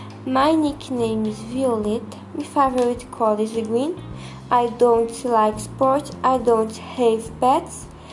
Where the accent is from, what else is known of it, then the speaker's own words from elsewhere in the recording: Brazil; English is a second language; I'm 11 years old. I'm a student. I was born in Brazil. I live in Brazil.